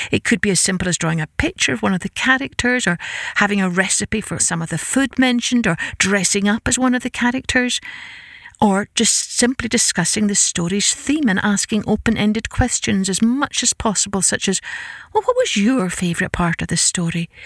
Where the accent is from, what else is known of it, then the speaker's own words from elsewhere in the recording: Scotland, United Kingdom; I grew up in Scotland with an Irish father